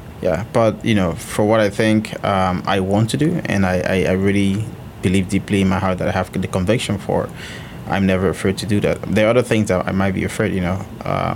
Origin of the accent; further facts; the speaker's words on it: Liberia; moved away; I'm originally from Liberia